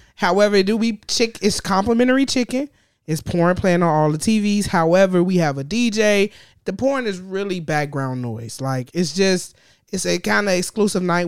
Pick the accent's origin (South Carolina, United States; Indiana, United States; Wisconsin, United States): Indiana, United States; Gary; I'm from the region. I'm from Gary